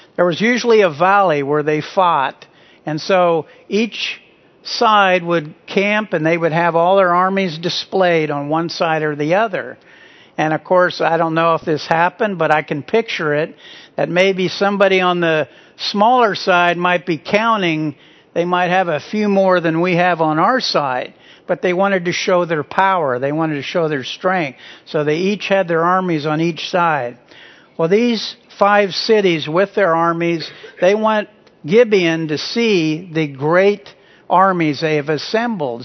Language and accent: English; Midwest, United States; growing up in the Midwest